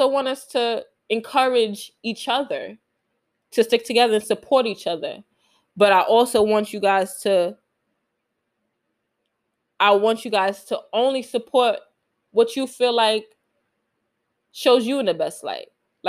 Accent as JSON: {"language": "English", "town": "New York City", "region": "New York", "country": "United States", "said": "I'm from Queens"}